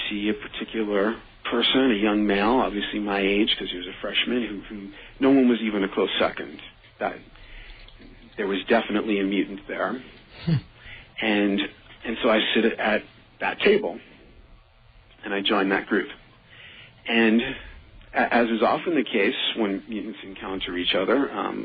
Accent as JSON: {"language": "English", "town": "New York City", "region": "New York", "country": "United States", "said": "I was from the Bronx"}